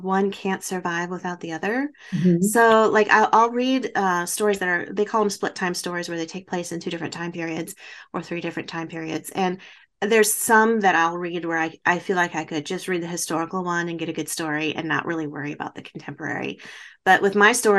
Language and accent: English; Baraboo, Wisconsin, United States; a theater in my hometown that Al Ringling from the Ringling Brothers Circus built